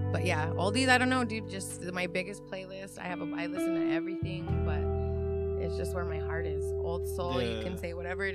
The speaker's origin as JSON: {"language": "English", "region": "New Mexico", "country": "United States", "said": "We're from New Mexico."}